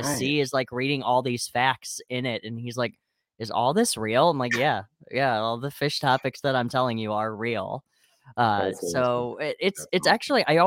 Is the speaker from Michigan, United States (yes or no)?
yes; Wayne, Michigan, United States; also born or lived in Westland, Michigan / Ypsilanti, Michigan; I live in Michigan, and I have always been in Michigan. It's potholes and construction and snow all the freaking time. So I grew up in Wayne